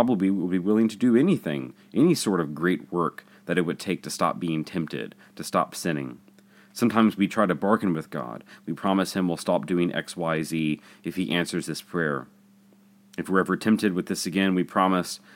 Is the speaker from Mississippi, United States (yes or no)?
yes; Jackson, Mississippi, United States; Growing up in Jackson, I remember seeing Bishop Houck sit in the church